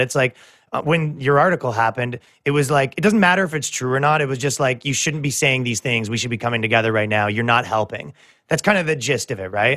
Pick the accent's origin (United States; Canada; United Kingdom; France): Canada; moved away; I come from Canada